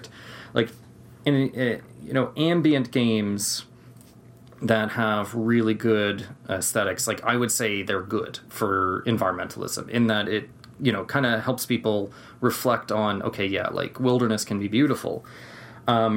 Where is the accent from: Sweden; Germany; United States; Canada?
Canada; I'm from Canada